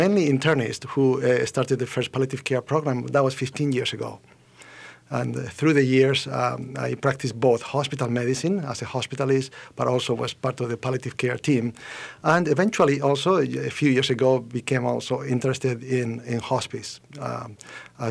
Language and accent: English; Spain; moved away as an adult; also born or lived in United Kingdom; now in Minnesota, United States; I am original from Spain